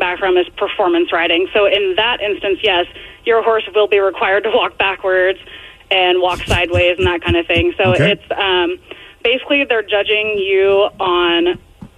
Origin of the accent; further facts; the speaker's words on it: Oak Harbor, Washington, United States; Oak Harbor, Washington, born and raised.